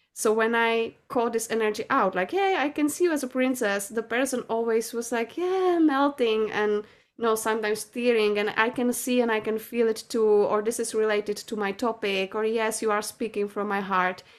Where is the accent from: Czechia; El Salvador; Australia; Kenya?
Czechia; I'm from Czech Republic